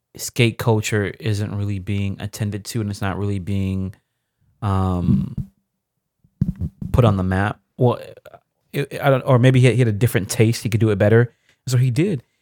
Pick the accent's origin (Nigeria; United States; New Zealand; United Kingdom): Nigeria; me being Nigerian